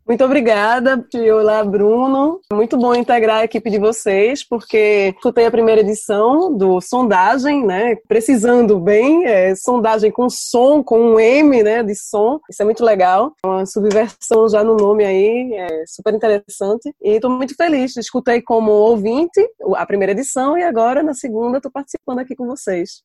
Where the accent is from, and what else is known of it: Brazil; now in Tours, France